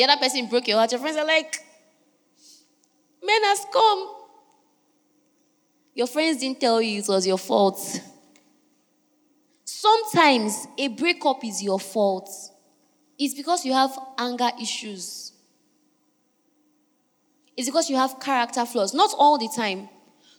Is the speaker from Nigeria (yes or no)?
yes; Niger Delta, Nigeria; I'm from Niger Delta